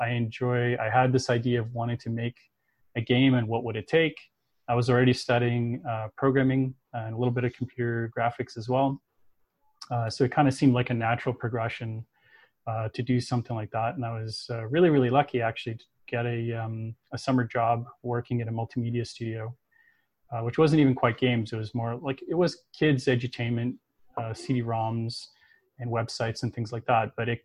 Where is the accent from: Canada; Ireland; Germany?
Canada; Toronto, Ontario; I was growing up in Toronto, in Canada.